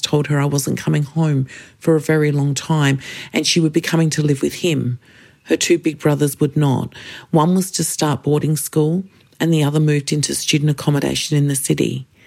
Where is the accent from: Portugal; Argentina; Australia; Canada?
Australia; Kaurna Yerta, South Australia; I am a Gunditjmara woman born and raised on Kaurna Yirrkal